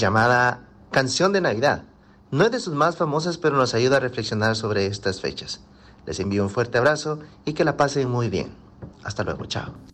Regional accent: Guatemala; now in Australia; cantante guatemalteco. Vivo en Australia

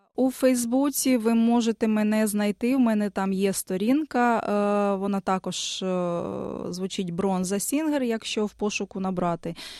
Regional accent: Dnipro, Dnipropetrovsk Oblast, Ukraine; moved away as an adult; also born or lived in Kyiv; now in Australia; я народилася в Дніпрі, з дитинства займалася творчістю

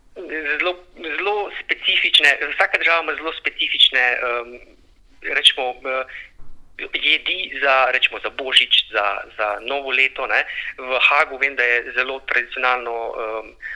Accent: Brežice, Lower Sava, Slovenia; moved away as an adult; also born or lived in Ljubljana; now in Canberra, Australia; Prihajam iz Brežic, tam sem preživel bolj kot ne celotno svoje otroštvo.

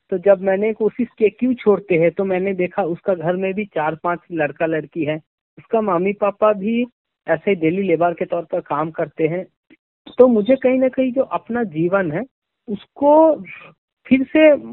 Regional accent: West Bengal, India; first language Bengali; Hindi is a second language; हम वेस्ट बंगाल से बिलोंग करते हैं और बंगाली मेरा मादर लैंग्वेज है तो इसीलिए मुझे हिंदी इतना बढ़िया तरीका से नहीं आता

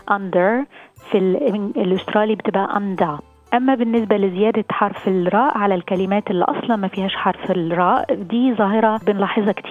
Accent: Lebanon; now in Australia; نحن لبنانية بخلص الواحد بقول لك ثانك يو ثانك يو

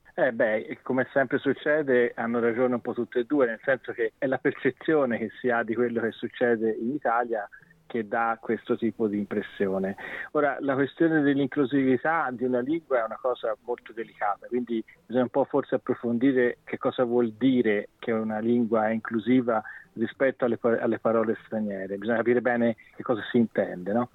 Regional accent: China; Italian is a second language; now in Sydney, Australia; sono cinese

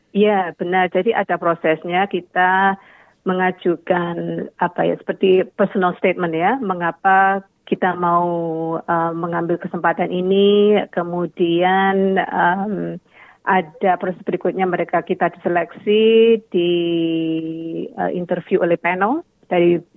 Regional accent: Indonesia; walaupun saya berasal dari Indonesia, um, Indonesia sangat kaya sekali

